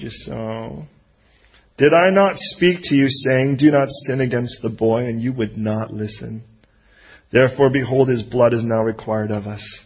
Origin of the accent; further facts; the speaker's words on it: United States; I'm American